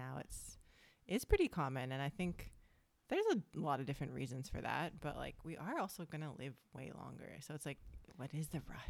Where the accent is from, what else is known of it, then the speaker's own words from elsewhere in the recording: Toronto, Ontario, Canada; moved away as an adult; now in Australia; when we are growing up in the Kingsway in Toronto